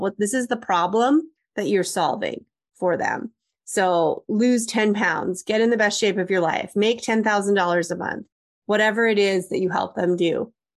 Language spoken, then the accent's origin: English; Canada; I'm Canadian